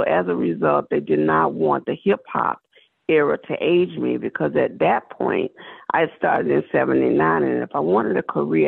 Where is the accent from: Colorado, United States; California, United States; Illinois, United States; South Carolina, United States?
South Carolina, United States; I'm from South Carolina.